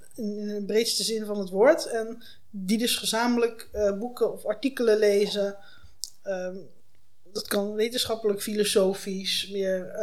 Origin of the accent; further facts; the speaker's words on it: North Brabant, Netherlands; also born or lived in Leiden / Delft / Utrecht / China; now in The Hague, Netherlands; Ik ben geboren in West-Brabant